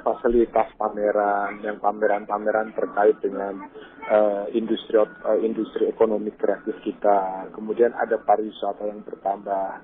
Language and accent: Indonesian; Jakarta, Indonesia; saya sebagai warga Jakarta